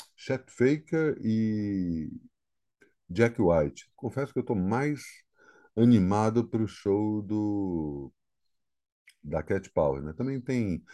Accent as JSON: {"language": "Portuguese", "town": "Brasília", "region": "Federal District", "country": "Brazil", "tie": "born or raised there", "said": "a minha cidade natal"}